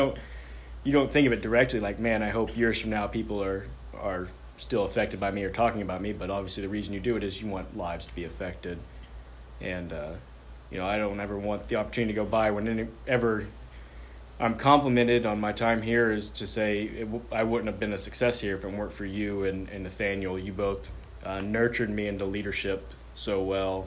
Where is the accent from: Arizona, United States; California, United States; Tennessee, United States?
Tennessee, United States; Chattanooga; moved away as an adult; I was 30 years old. I'd only ever lived in Chattanooga except for being down the road for college.